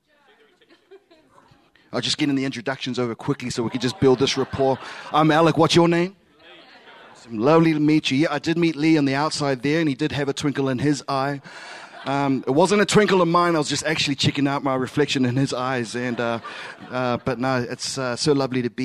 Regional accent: Samoa; first language Samoan; English is a second language; in my mother tongue, I'm Samoan.

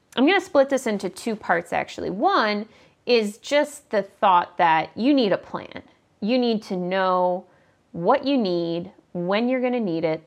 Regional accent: Midwest, United States; I'm from the Midwest

